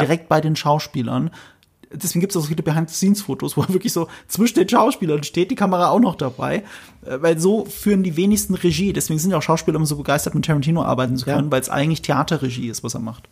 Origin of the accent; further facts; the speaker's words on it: Germany; wir Deutschen